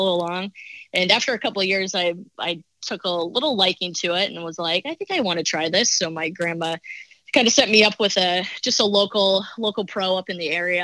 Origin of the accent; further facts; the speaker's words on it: South Dakota, United States; moved away; also born or lived in Massachusetts; Growing up in South Dakota, everyone kind of learns how to ice skate.